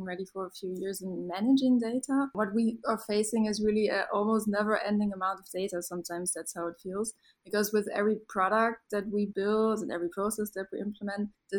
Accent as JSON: {"language": "English", "country": "Germany", "tie": "born or raised there", "also_born_or_lived": "Berlin / Amsterdam", "said": "I was born and raised in Germany"}